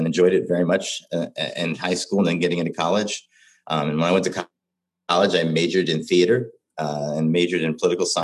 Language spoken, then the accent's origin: English; Cincinnati, Ohio, United States; now in Minneapolis, United States; As a young boy growing up in Cincinnati, Ohio, I was diagnosed with retinitis pigmentosa